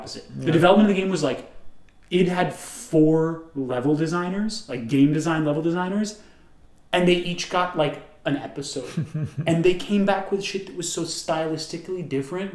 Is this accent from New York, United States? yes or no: yes; New York, United States; we're from New York